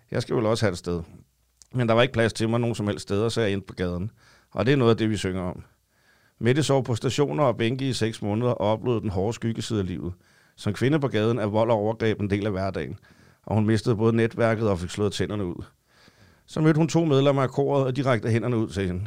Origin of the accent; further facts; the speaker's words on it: Copenhagen, Capital Region of Denmark, Denmark; jeg har været i København i hele mit liv